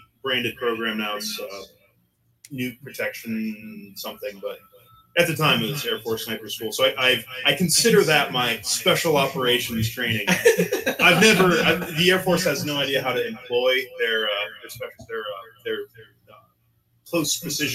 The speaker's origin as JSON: {"language": "English", "region": "Pennsylvania", "country": "United States", "tie": "born or raised there", "said": "I'm originally from Pennsylvania. I was born and raised country boy in the sixth of Pennsylvania."}